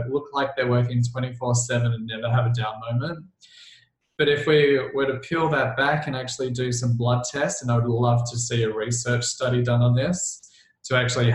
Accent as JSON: {"language": "English", "town": "Melbourne", "region": "Victoria", "country": "Australia", "said": "I'm from Melbourne, Australia, which is like the coffee capital of the world."}